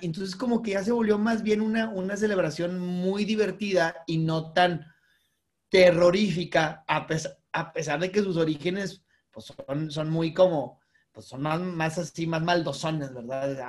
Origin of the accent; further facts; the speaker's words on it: Monterrey, Nuevo León, Mexico; la gente que somos de Monterrey